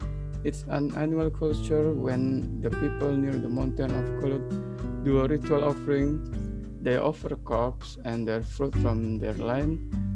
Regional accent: Blitar, East Java, Indonesia; I was born in Blitar, and that's where Mount Kulut is.

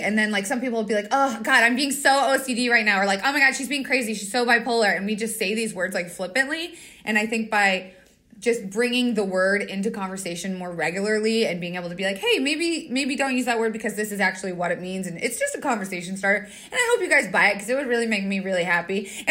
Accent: Wilkes-Barre, Pennsylvania, United States; I'm from Wilkes-Barre.

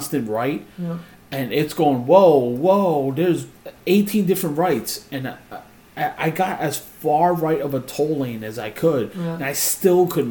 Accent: New York City, New York, United States

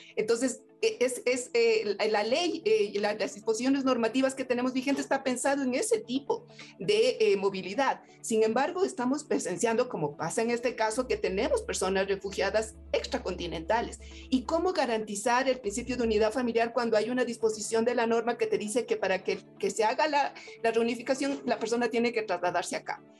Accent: Ecuador; como Estado ecuatoriano

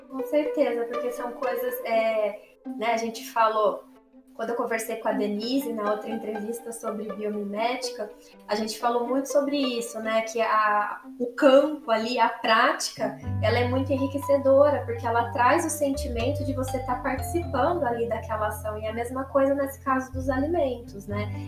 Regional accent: interior of São Paulo, Brazil; eu sou do interior de São Paulo

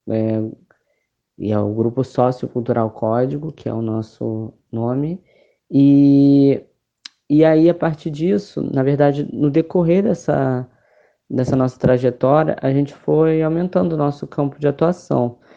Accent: Mesquita, Rio de Janeiro, Brazil; sou de Mesquita, Baixada Fluminense.

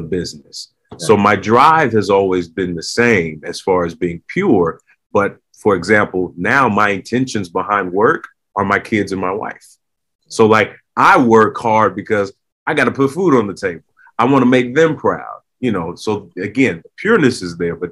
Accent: Los Angeles, California, United States; growing up in Southern California, Hollywood was always in my backyard.

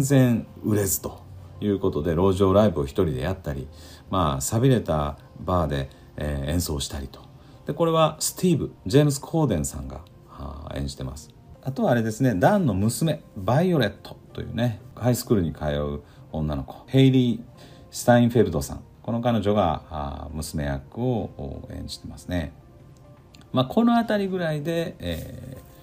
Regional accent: Osaka, Japan; also born or lived in Tokyo; 僕は大阪で育って大阪で東京でも住んだことがあって

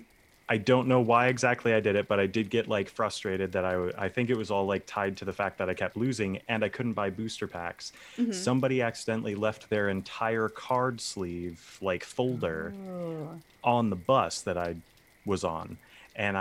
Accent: Virginia, United States; also born or lived in Michigan; I was born in Michigan, and I moved to Virginia when I was like six.

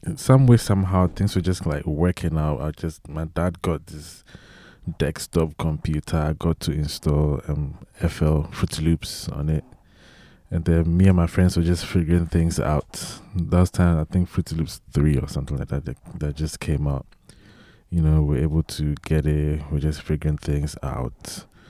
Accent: Ghana; also born or lived in Italy; I was born in Italy, and I grew up in Ghana. And, um, um, yeah, did most of my life there

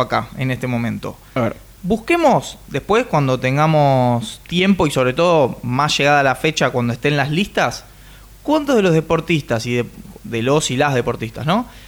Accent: Argentina

